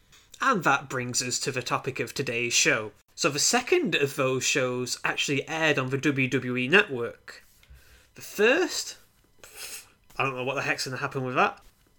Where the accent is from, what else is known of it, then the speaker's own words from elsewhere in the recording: United Kingdom; In case you haven't noticed, we're British